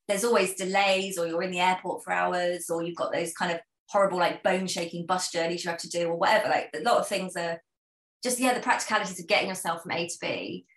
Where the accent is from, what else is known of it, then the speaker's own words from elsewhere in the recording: United Kingdom; I am British